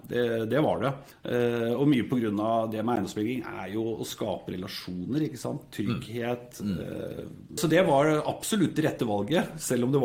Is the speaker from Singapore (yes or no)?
yes; Singapore; now in Norway; Jeg vokste opp i Singapore, gikk på internasjonal skole der.